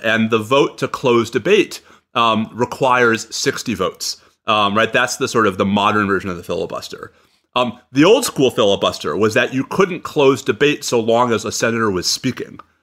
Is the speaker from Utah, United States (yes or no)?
no; New York, United States; I'm a New Yorker